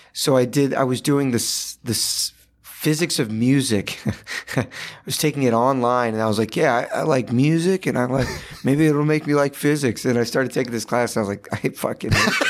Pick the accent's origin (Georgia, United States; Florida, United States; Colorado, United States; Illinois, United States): Georgia, United States; Sandy Springs; moved away as an adult; also born or lived in Los Angeles; now in New York, United States; I grew up, yeah, in Sandy Springs